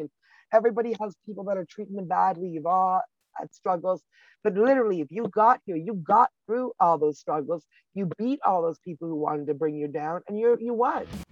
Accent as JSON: {"language": "English", "country": "Canada", "said": "I'm a Canadian girl"}